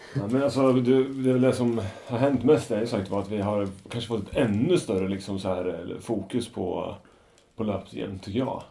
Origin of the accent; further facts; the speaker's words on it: Norrköping, Östergötland, Sweden; ett varv runt Strömmen hemma i Norrköping